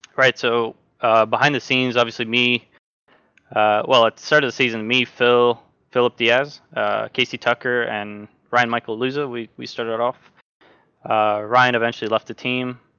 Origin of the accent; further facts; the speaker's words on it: Norway; I'm from Norway